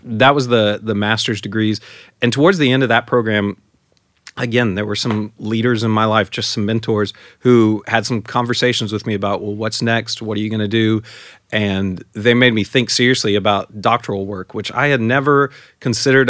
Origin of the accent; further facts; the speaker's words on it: San Antonio, Texas, United States; moved away; I grew up in San Antonio and, uh, lived in the same house, uh, my entire life while I was at home.